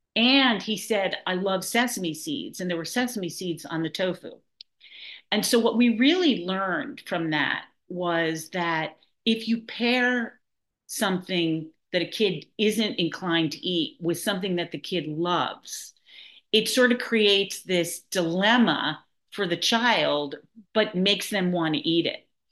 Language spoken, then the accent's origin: English; New York City, New York, United States; now in Nahant, United States; I am a born and bred New Yorker. I grew up in Manhattan, and um, I now live in Nahant, Massachusetts